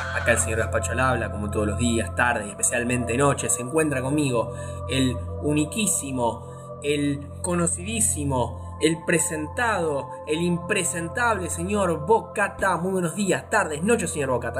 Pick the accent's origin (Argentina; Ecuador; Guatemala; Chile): Argentina; como argentino tenemos dos madres patrias